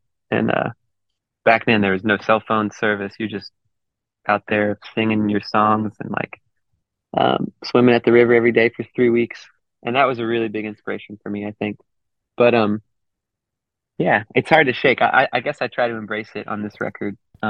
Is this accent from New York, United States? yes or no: no; Houston, Texas, United States; moved away as an adult; also born or lived in Wimberley, Texas / Berkeley, California; I was born in Houston, and then I moved to a small town called Wimberley when I was 11 years old and spent my teenage years in Wimberley, Texas.